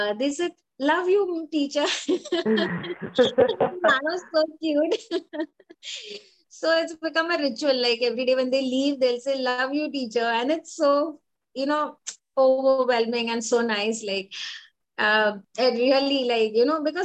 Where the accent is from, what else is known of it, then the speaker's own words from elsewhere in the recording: Mumbai, Maharashtra, India; I'm from Mumbai